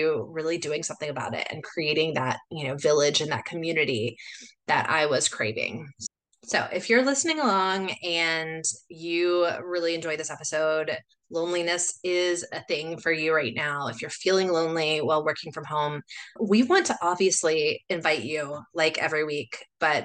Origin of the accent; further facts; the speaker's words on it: United States; moved away as an adult; now in Chile; I am originally from the States, but I moved here 17 years ago